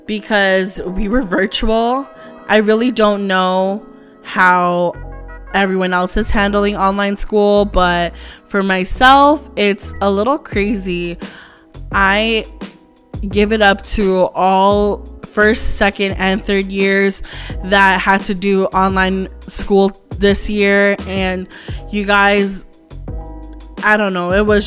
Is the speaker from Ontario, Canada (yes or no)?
yes; Toronto, Ontario, Canada; I'm full Filipino, but I was born and raised here in Canada, in Toronto, especially in Scarborough